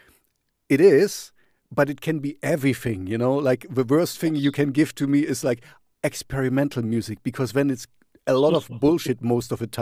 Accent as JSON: {"language": "English", "region": "East Germany", "country": "Germany", "tie": "born or raised there", "said": "I grew up in East Germany, so I grew up in a communist"}